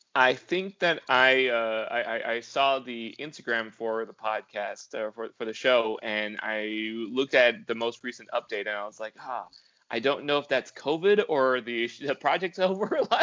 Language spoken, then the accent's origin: English; California, United States; I'm Californian